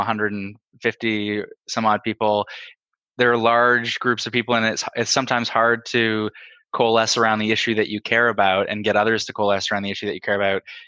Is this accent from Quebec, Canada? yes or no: no; Toronto, Ontario, Canada; I'm from Beaches, East York here in Toronto.